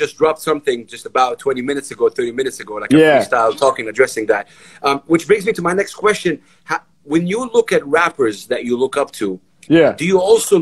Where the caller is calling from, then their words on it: Saudi Arabia; Saudi Arabia